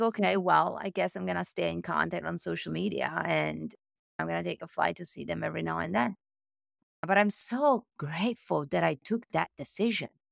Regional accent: Italy; accent: Italian; English is a second language; moved away as an adult; also born or lived in Milan, Italy / Paris, France; I'm Italian, as you can tell from my accent

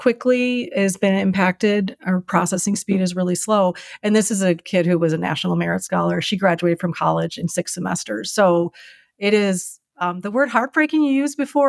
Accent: Chicago, Illinois, United States; moved away as an adult; now in Minneapolis, United States; I'm from Chicago

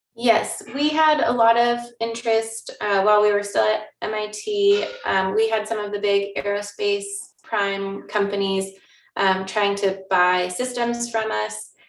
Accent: Newberg, Oregon, United States; i grew up in Oregon, um, in the Willamette Valley

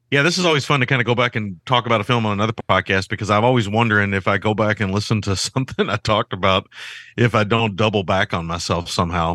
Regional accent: Kentucky, United States; I grew up in Kentucky

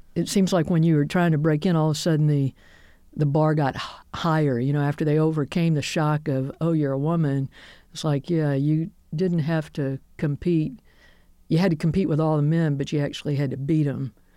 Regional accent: Birmingham, Alabama, United States; I grew up here in Birmingham

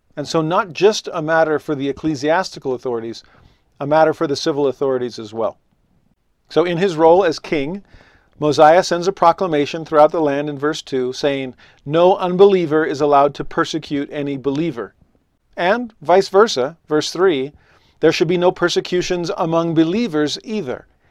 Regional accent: Los Angeles, California, United States; moved away as an adult; also born or lived in Tennessee; now in Utah, United States; growing up in Los Angeles, I was a religious minority.

